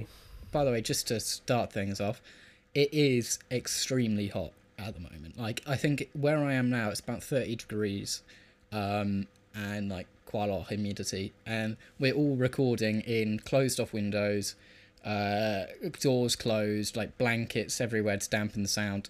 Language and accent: English; United Kingdom